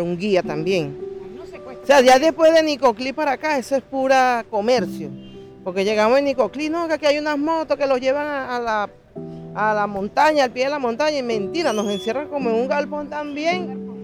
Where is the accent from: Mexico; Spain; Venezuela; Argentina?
Venezuela; moved away as an adult; Nosotros queremos estar en nuestro país como siempre, como, como todo venezolano